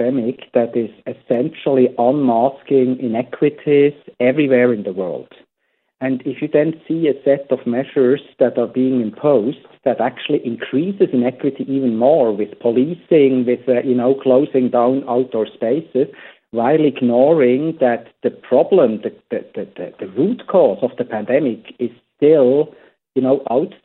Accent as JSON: {"language": "English", "country": "Switzerland", "moved": "yes", "lives_now": "United States", "said": "I come from Switzerland"}